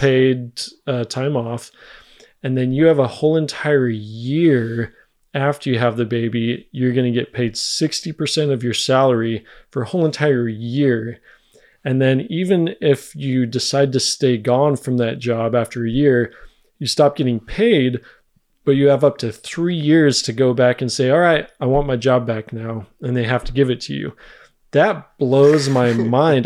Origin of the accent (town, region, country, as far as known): United States; moved away as an adult; now in Germany